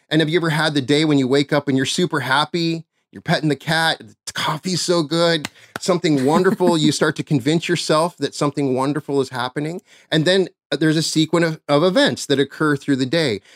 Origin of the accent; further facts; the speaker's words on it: Cheyenne, Wyoming, United States; my hometown of Cheyenne, Wyoming